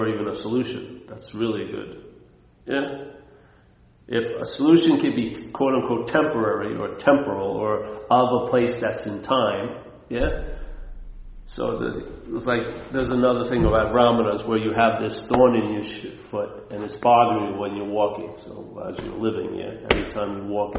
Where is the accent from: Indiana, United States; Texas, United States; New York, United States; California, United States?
New York, United States; Long Island; moved away; I take the train back from Manhattan to Long Island